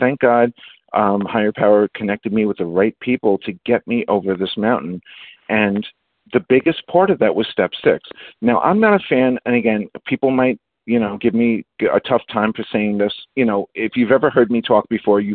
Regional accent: New York City, New York, United States; also born or lived in Bronx / Queens; I'm from New York City

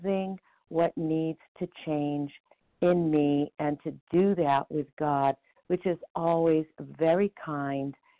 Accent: Surprise, Arizona, United States; I'm from Surprise, Arizona

